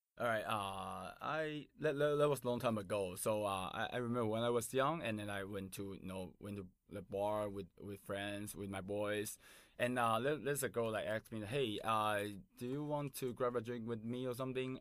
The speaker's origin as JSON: {"language": "English", "town": "Taipei", "country": "Taiwan", "tie": "born or raised there", "second_language": "English", "said": "I born and raised in Taipei in Taiwan"}